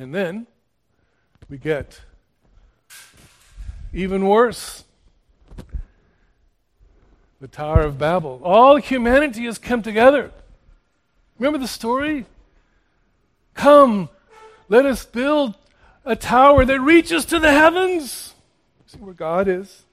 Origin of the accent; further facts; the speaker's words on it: Houston, Texas, United States; I was born and raised in Houston